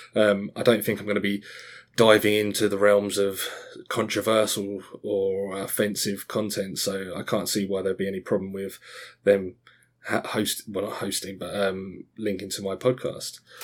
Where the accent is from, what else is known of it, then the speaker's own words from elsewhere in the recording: Australia; also born or lived in Scotland; now in Essex, United Kingdom; I was born in Scotland, grew up in Australia, and then I've lived in sunny Essex in England for the, since then